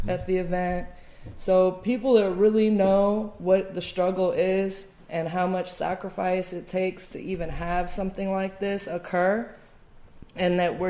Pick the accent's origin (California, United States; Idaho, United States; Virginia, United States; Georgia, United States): Georgia, United States; Atlanta; being from Atlanta